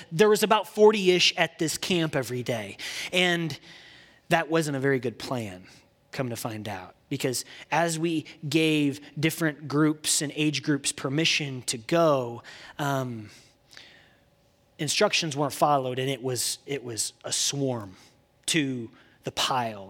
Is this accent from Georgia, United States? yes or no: no; Indiana, United States; now in Texas, United States; I'm from the great state of Indiana. And I did get to Texas as fast as I could, but I'm from the Hoosier State